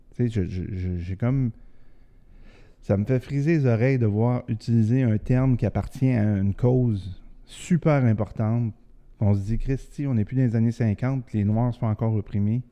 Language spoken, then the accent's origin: French; Quebec City, Quebec, Canada; je viens de Québec, je connais la région de Québec